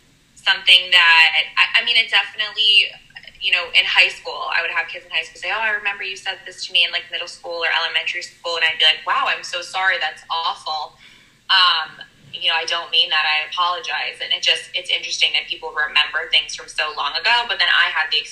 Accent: Philadelphia, Pennsylvania, United States; So I am from Philadelphia.

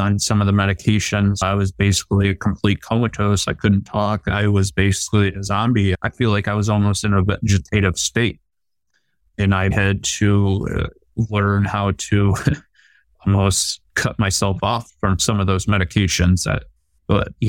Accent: Cleveland, Ohio, United States; my hometown Cleveland

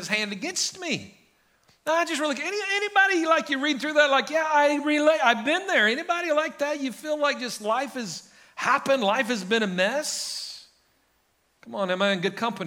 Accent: Guymon, Oklahoma, United States; now in Enid, United States; When I grew up in Guyman, I could pretty much go hunt anywhere I wanted.

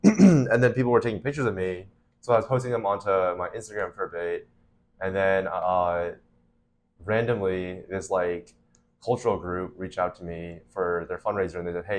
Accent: Florida, United States; also born or lived in Utah / Shanghai, China / Boston; So I was born in Utah. I stayed there until I was 7, and then I moved to Florida until I was 10, and then I was in Shanghai, China from 10 to 16.

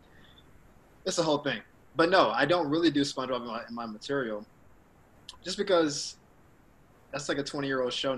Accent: the South, United States; moved away as an adult; also born or lived in Orlando, Florida / Miami, Florida; now in Los Angeles, United States; I'm a dude from the South

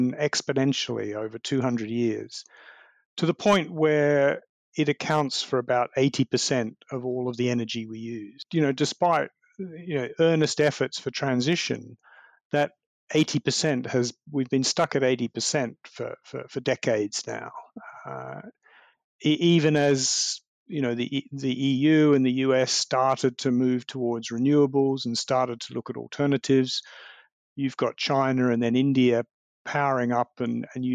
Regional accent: Melbourne, Victoria, Australia; my hometown of Melbourne

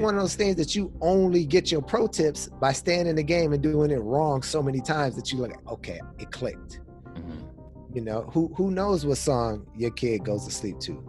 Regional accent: Pasadena, California, United States; moved away as an adult; now in Washington, D.C., United States; I'm originally from California, Pasadena

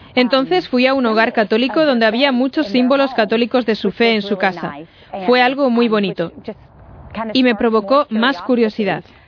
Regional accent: Macclenny, Florida, United States; crecí en McLenny, Florida, que es una pequeña ciudad como unas 45 millas al oeste de Jacksonville

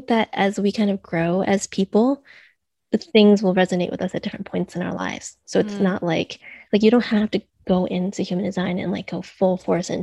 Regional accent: United States; also born or lived in New York / Boston; I'm Chinese American. So I'm second generation, and I grew up in a household

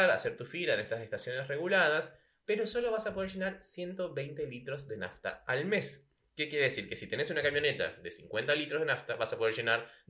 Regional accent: Venezuela; moved away as an adult; now in La Plata, Argentina; momento que yo llegué a Argentina desde Venezuela

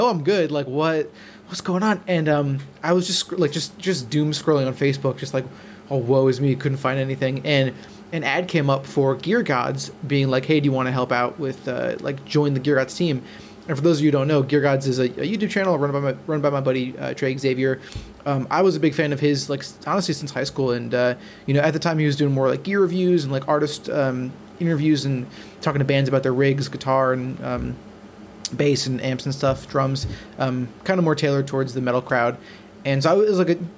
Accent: Wisconsin, United States; moved away as an adult; now in Los Angeles, United States; I am originally from Wisconsin. Went to school at UW Oshkosh

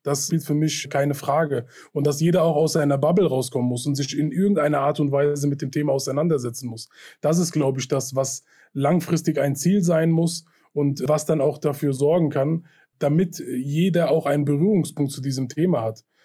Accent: Hanau, Hesse, Germany; meine Heimatstadt trifft, in der ich aufgewachsen bin und geboren bin

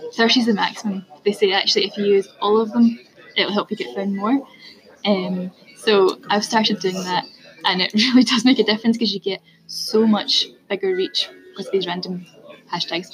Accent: Scotland, United Kingdom; I'm Scottish as well

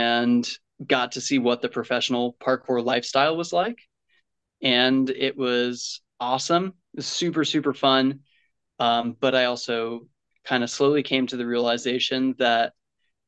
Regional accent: Western Long Island, New York, United States; I grew up on Long Island, like 5 minutes from Queens. So Western Long Island

